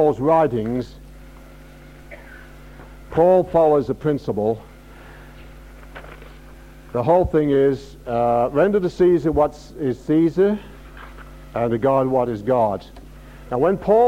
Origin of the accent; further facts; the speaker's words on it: Australia; being an Australian